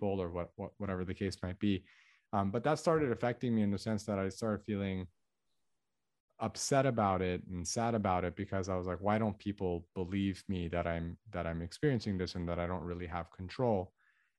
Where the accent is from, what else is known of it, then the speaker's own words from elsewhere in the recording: Los Angeles, California, United States; I was born in Los Angeles, to an all Armenian family. So my parents are ethnically Armenian. I have an older brother. He's 3 years older than me. And so I grew up in an area called the San Fernando Valley